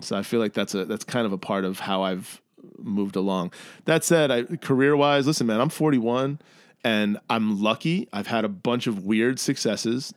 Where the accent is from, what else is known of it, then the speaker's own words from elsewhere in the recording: New York City, New York, United States; moved away as an adult; now in Chicago, United States; I grew up in New York in the eighties